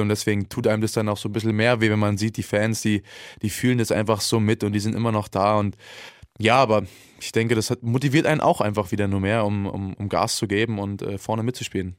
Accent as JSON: {"language": "German", "region": "Berlin", "country": "Germany", "tie": "born or raised there", "moved": "yes", "said": "Ich, ich bin Berliner"}